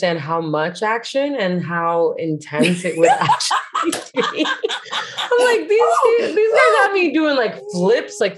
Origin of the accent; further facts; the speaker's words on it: Hialeah, Florida, United States; I grew up in Hialeah